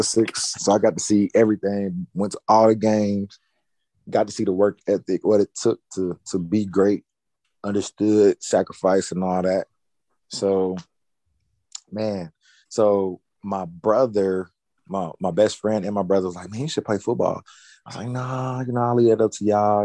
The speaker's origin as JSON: {"language": "English", "town": "Nashville", "region": "Tennessee", "country": "United States", "tie": "born or raised there"}